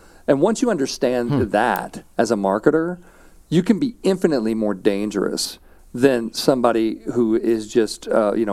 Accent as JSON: {"language": "English", "town": "St. Louis", "region": "Missouri", "country": "United States", "tie": "born or raised there", "said": "I grew up in St. Louis, Missouri."}